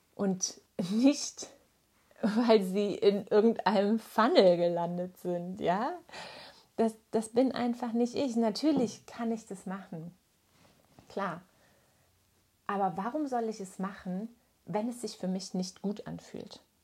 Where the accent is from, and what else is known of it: Germany